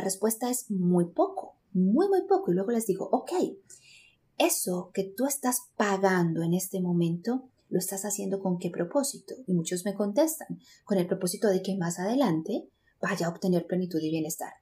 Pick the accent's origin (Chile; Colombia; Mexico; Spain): Colombia; Medellín, Antioquia; yo soy colombiana, eh, nací en Medellín, Colombia y crecí